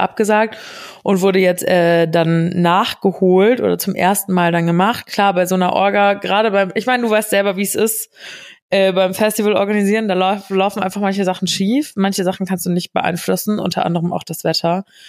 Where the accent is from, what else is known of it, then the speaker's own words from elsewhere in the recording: Giessen, Hesse, Germany; moved away; bei uns in Gießen